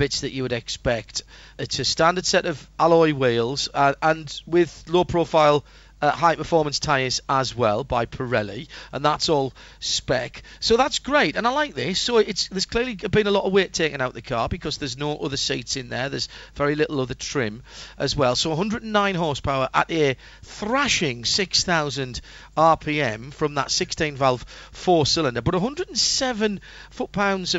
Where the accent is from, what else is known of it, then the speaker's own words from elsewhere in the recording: Sunderland, North East England, United Kingdom; in Sunderland, in my hometown